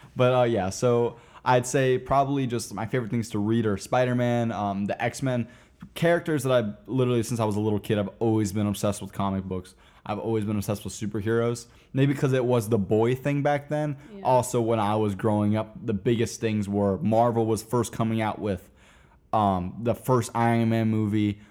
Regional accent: Wesley Chapel, Florida, United States; also born or lived in Tampa, Florida; now in Orlando, United States; I was born in Tampa, and I all the way up to uh, middle school went to school in a little town called Wesley Chapel, Florida

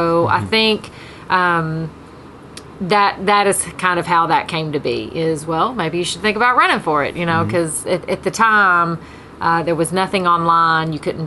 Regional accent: Sumner County, Tennessee, United States; also born or lived in Madison, Tennessee; I'm from Sumner County for the most part. We moved here when I guess I was one. From Madison. So I was, okay. I've been here pretty much my entire life and graduated from Gallatin High School.

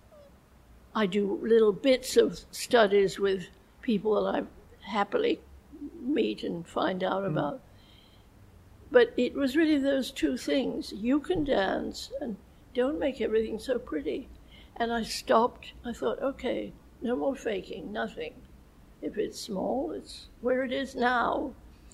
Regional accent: England, United Kingdom; moved away; that's what I grew up in England saying.

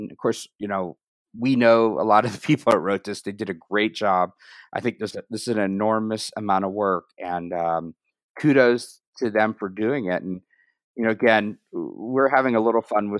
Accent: United States; as an American

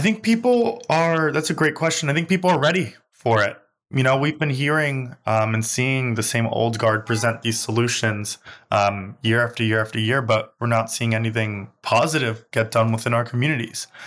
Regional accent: New York City, New York, United States; I grew up in Crown Heights

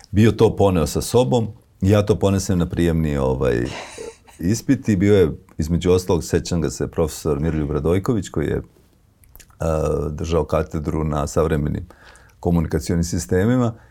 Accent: Pljevlja, Pljevlja Municipality, Montenegro; moved away; ja sam pljevlja

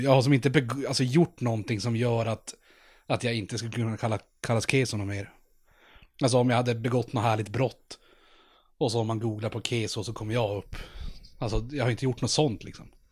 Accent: Norrland, Sweden; vi är från Norrland

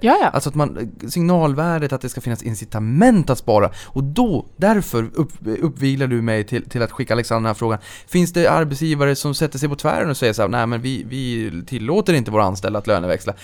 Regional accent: Norrbotten County, Sweden; jag är från Norrbotten

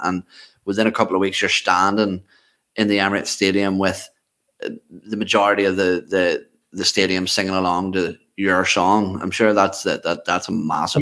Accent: Ireland; I, am Irish.

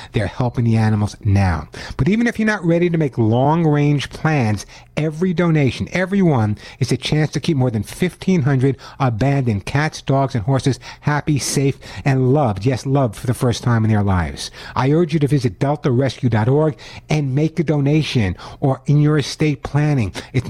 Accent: New York, United States; accent: New York; now in California, United States; I originally grew up in New York, although no one would ever know that because I've totally lost my New York accent since I've been in California for over 20 years.

